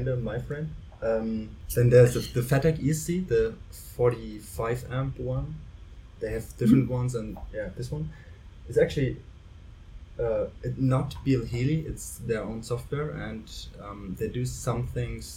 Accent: Germany; I'm from Germany

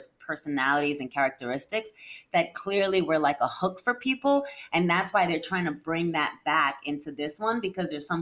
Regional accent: New York City, New York, United States; as a kid growing up in New York City myself

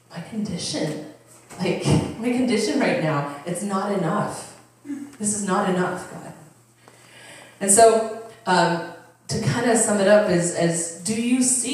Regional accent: Upper Arlington, Ohio, United States; I grew up in Upper Arlington, and it's a super wealthy, you know, community

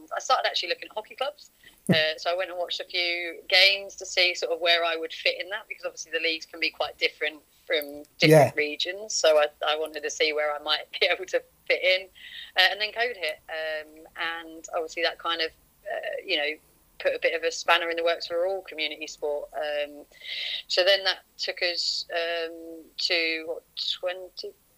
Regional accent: southern England, United Kingdom; accent: southern; moved away as an adult; originally I'm from sort of down south, as you can probably tell from my accent.

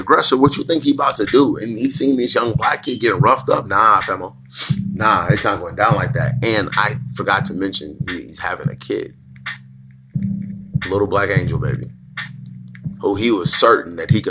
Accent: United States; us as African American peoples

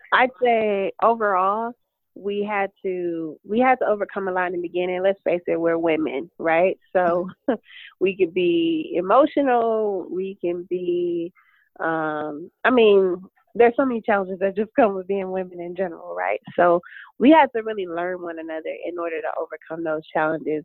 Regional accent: Detroit, Michigan, United States; now in Phoenix, United States; I am originally from Detroit, Michigan, but I live in sunny Phoenix, Arizona

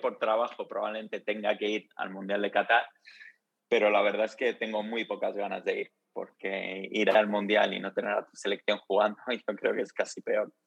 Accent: Madrid, Community of Madrid, Spain; also born or lived in Rome, Italy / England; luego nos mudamos, mi familia y yo, a, Madrid. y estuvimos, bueno, eh, viví ahí toda la infancia hasta la universidad

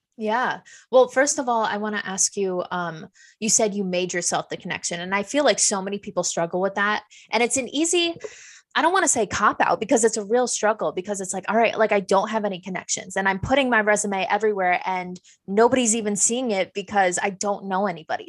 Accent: Dutchess County, New York, United States; now in Saratoga Springs, United States; I'm originally from Dutchess County. Now I'm in Saratoga Springs, upstate.

